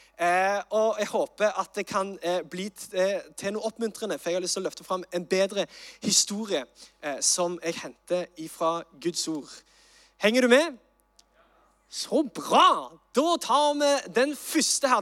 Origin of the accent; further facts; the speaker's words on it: Sandnes, Rogaland, Norway; jeg er fra Sandnes